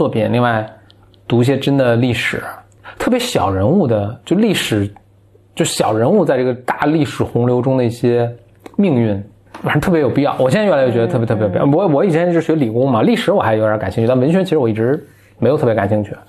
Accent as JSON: {"language": "Chinese", "country": "China", "said": "所以我们是中国人民"}